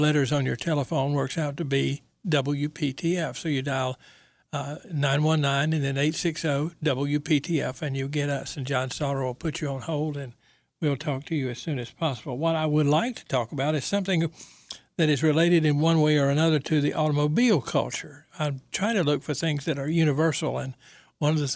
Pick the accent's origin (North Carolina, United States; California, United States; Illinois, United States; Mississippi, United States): North Carolina, United States; Goldsboro; now in Raleigh, United States; I'm from Goldsboro, and when I was young, the Chevrolet dealer was Cobb Motor Company